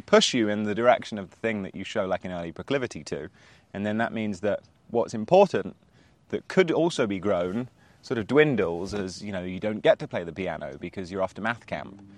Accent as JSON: {"language": "English", "country": "Spain", "tie": "born or raised there", "said": "I grew up in Spain"}